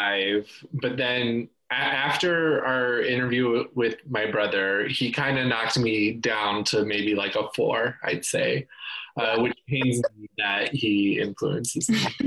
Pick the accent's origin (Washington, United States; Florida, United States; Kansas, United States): Kansas, United States; moved away; also born or lived in Virginia; And I'm originally from Kansas, which is like the opposite of West Virginia because it's very flat.